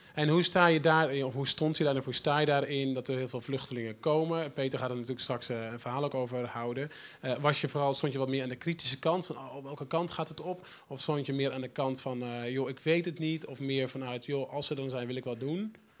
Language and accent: Dutch; Netherlands; us as Dutch people